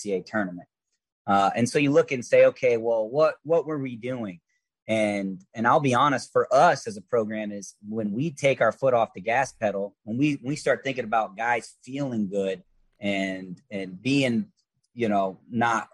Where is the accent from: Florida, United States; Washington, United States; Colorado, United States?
Florida, United States; moved away as an adult; I was from Florida